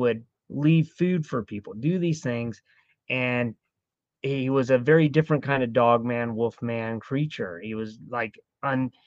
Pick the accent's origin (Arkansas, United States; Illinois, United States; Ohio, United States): Ohio, United States; also born or lived in Florida; now in Maryland, United States; I grew up in Ohio